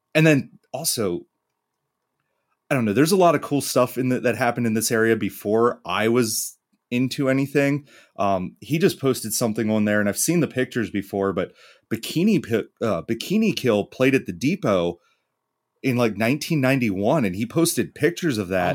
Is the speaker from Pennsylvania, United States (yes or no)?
yes; York, Pennsylvania, United States; I'm from Pennsylvania